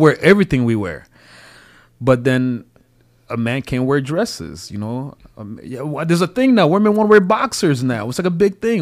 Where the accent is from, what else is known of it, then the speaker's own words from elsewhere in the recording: DR Congo; now in United States; Growing up in Zaire